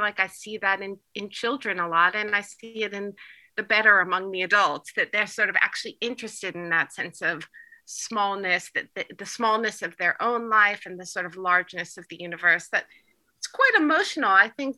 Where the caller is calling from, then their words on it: Turkey; for example, I'm calling in from Turkey.